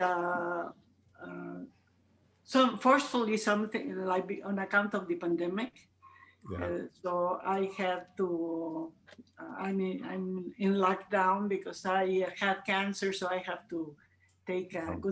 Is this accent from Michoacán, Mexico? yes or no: yes; Morelia, Michoacán, Mexico; I'm from Mexico